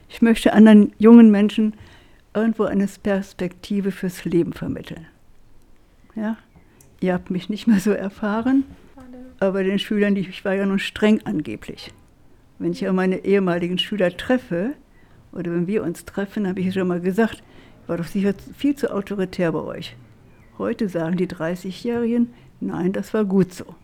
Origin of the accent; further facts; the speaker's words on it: Schwitten, North Rhine-Westphalia, Germany; Und ich bin ja in Schwitten groß geworden.